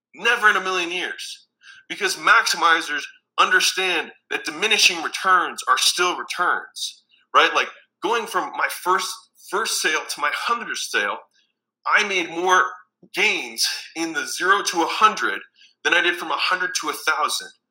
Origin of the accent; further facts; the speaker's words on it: Baltimore, Maryland, United States; moved away as an adult; also born or lived in Huntington Beach, California; I'm from Baltimore, Maryland